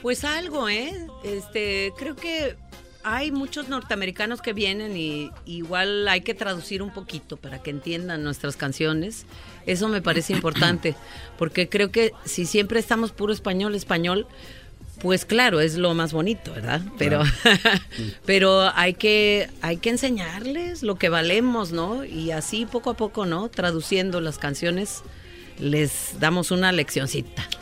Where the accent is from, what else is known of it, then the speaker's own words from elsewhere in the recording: Oaxaca, Mexico; poco oías hablar el mixteco, el zapoteco en mi tierra, no se oía en, la ciudad de Oaxaca mm. tampoco